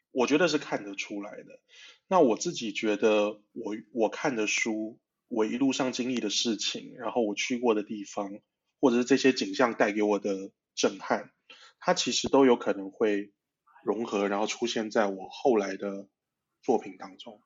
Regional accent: Taiwan; also born or lived in Malaysia / Saudi Arabia; 所以我在马来西亚出生，那在台湾长大

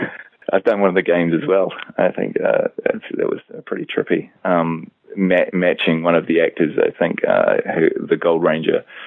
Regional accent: New Zealand; down here in New Zealand

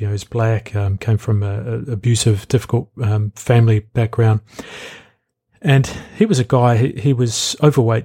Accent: New Zealand; I'm from New Zealand.

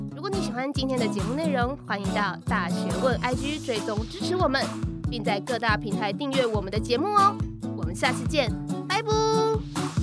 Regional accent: Taiwan; 我从台湾来

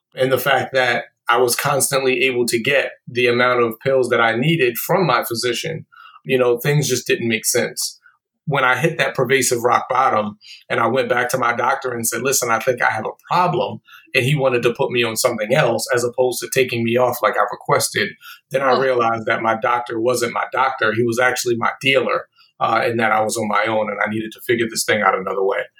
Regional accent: Baltimore, Maryland, United States; I was born and raised in Baltimore

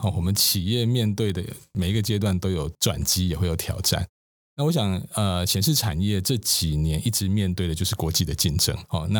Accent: Taiwan; 我们台湾人说实话，做生意的人还蛮厉害的。

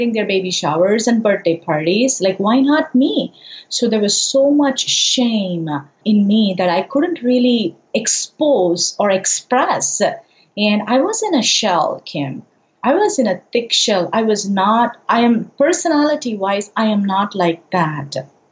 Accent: India; moved away; I'm originally from India

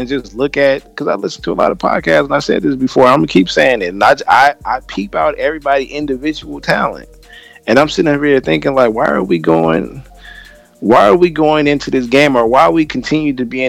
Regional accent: California, United States; I'm from California.

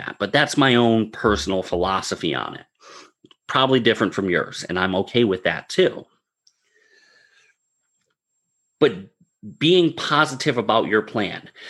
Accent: Northeast, United States; I'm from the Northeast

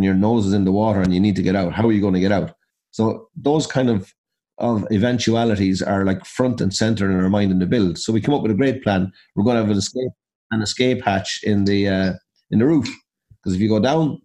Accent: Abbeyleix, Laois, Ireland; we're from Abbey Leaks in County Leash

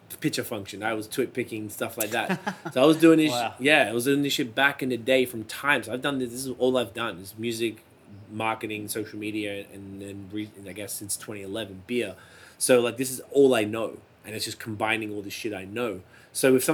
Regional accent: Australia; now in Ontario, Canada; my whole life in Australia

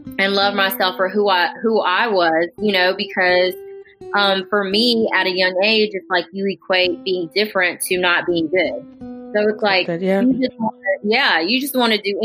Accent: Jackson, Mississippi, United States; also born or lived in Seoul, South Korea; I only knew two other Asian people growing up in Jackson

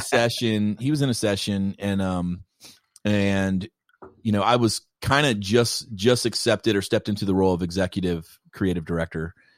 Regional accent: Kentucky, United States; I'm from Kentucky

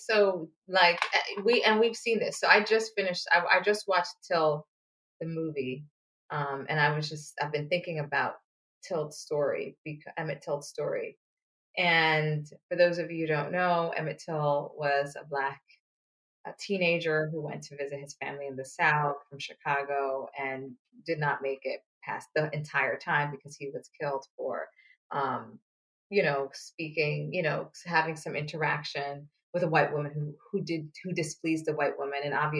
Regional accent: Antigua & Barbuda; now in United States; we have a holiday, you know, which I don't celebrate because I come from Antigua

